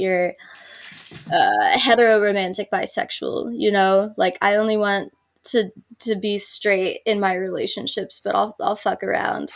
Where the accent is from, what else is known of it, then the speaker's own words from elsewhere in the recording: United States; being Italian American